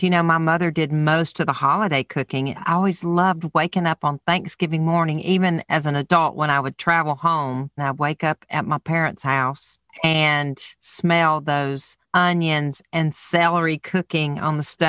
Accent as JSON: {"language": "English", "region": "Alabama", "country": "United States", "said": "I'm from Alabama."}